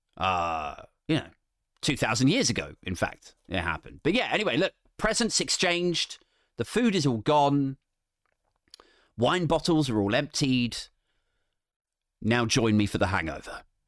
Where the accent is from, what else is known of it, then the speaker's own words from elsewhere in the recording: United Kingdom; we're British